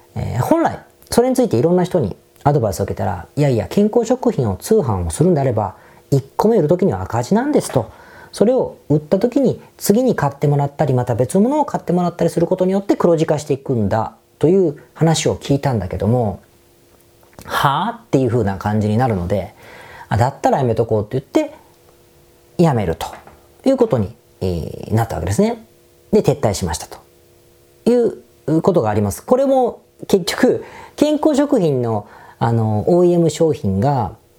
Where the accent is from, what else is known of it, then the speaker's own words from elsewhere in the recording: Osaka, Japan; 大阪出身なんで